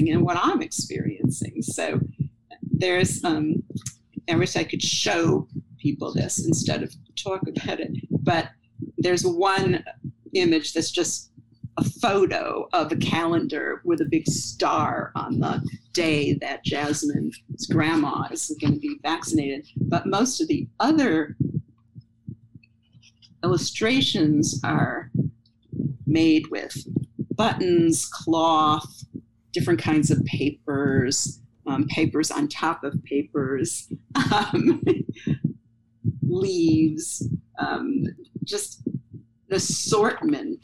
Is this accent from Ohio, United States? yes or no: yes; Cleveland, Ohio, United States; now in New York, United States; I grew up in Cleveland and there was a lot of snow